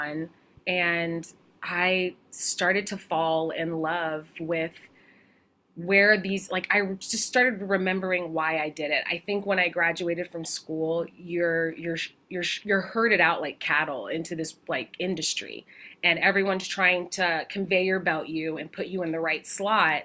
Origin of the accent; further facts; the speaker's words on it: Spring, Texas, United States; now in New York, United States; I grew up in a small community called Spring outside of Houston, Texas